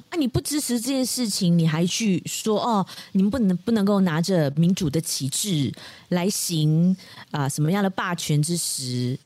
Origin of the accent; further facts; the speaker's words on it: Malaysia; 我们马来西亚华人